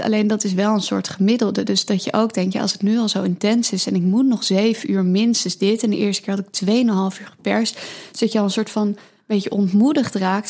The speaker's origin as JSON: {"language": "Dutch", "town": "Amsterdam", "region": "North Holland", "country": "Netherlands", "tie": "born or raised there", "said": "ik ben opgegroeid in Amsterdam, hier ook geboren"}